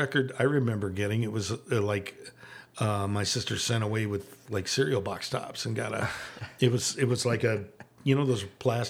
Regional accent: Arizona, United States; I'm born here. Okay. I'm a native of Arizona

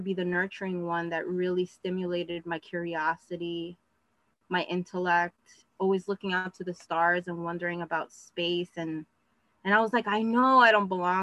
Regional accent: New York City, New York, United States; I grew up in Queens

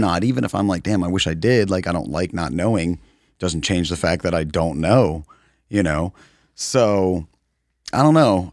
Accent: United States; as an American

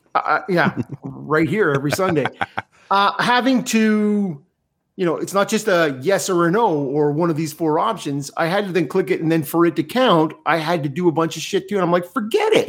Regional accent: Canada; as a Canadian

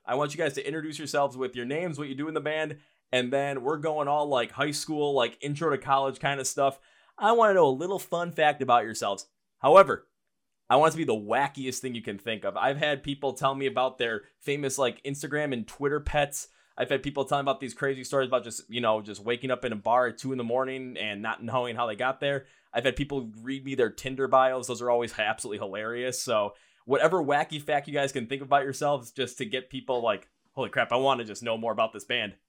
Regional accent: Milwaukee, Wisconsin, United States; up here where I'm from, Milwaukee

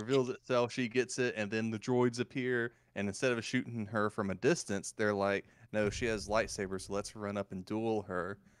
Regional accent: the South, United States; accent: Southern; how Southern come out of me

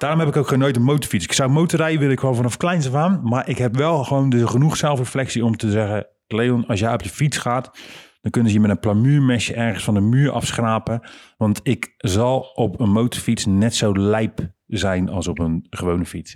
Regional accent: Rotterdam, South Holland, Netherlands; Dan zijn we niet vanuit Heerlen, maar dan komen we van Rotterdam

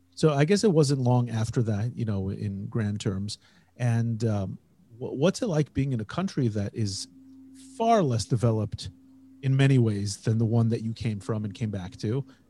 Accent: Indiana, United States; now in Israel; I grew up in Indiana, and I grew up in kind of on the borderland of rural Indiana

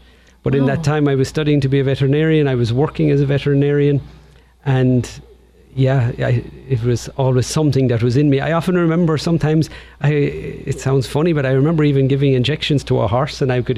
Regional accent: County Tipperary, Munster, Ireland; accent: Irish; moved away as an adult; now in Portland, United States; I was born in Tipperary, County Tipperary in Ireland, and I grew up there at home with my parents

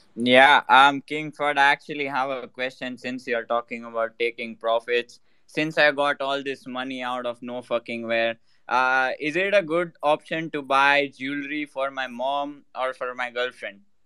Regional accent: India; I'm Indian.

